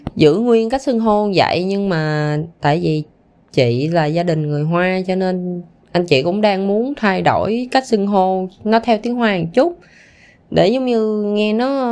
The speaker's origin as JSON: {"language": "Vietnamese", "country": "Vietnam", "tie": "born or raised there", "moved": "yes", "said": "mình nó có cái tuổi thơ ở Việt Nam"}